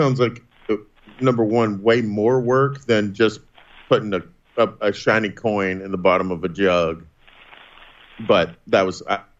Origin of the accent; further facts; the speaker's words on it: East Texas, United States; I'm actually from East Texas